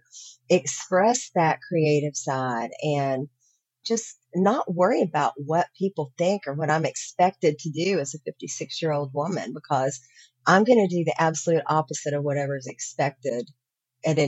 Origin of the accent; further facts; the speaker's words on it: Virginia, United States; I grew up in Virginia, come from a really conservative